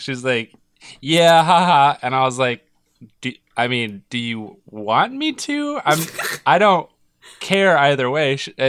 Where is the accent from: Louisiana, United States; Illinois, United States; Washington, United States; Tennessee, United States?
Washington, United States; Edmonds; they're based in Edmonds, where I was born.